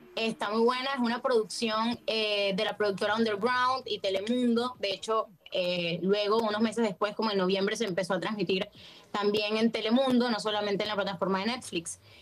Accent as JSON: {"language": "Spanish", "country": "Venezuela", "moved": "as an adult", "lives_now": "Buenos Aires, Argentina", "said": "yo vivo en Argentina, vivo en Buenos Aires desde hace cuatro años, pero soy de Venezuela, por si no lo notaron por mi acento"}